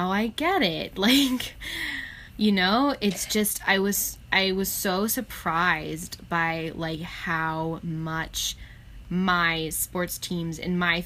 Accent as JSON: {"language": "English", "country": "United States", "tie": "born or raised there", "said": "growing up in America"}